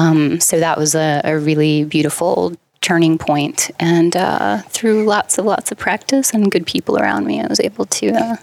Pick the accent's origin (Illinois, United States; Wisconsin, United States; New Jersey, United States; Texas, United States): New Jersey, United States; Hudson County; But I grew up in New Jersey.